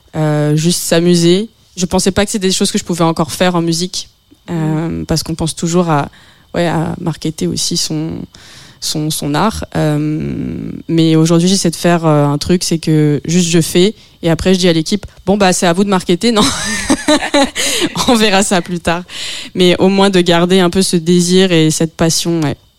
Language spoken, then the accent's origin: French; France; je suis française